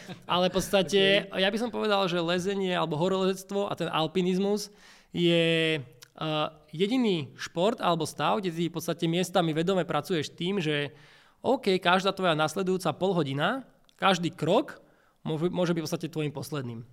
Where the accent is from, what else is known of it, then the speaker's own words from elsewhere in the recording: Bratislava, Bratislava Region, Slovakia; ja som z Bratislavy